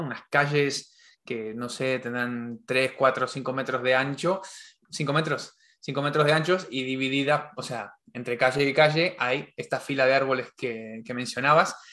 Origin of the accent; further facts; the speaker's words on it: Argentina; en Argentina tenemos todo soja transgénica